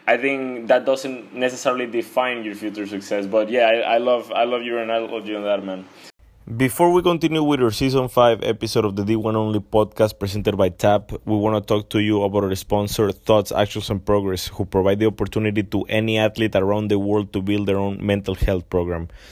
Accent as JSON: {"language": "English", "country": "Mexico", "said": "I'm from Mexico"}